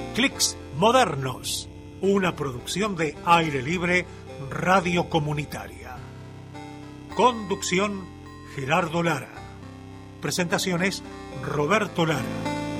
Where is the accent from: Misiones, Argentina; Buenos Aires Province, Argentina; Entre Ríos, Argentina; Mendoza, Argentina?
Entre Ríos, Argentina; now in Buenos Aires, Argentina; me vengo a Entre Ríos, este, a Uruguay de donde soy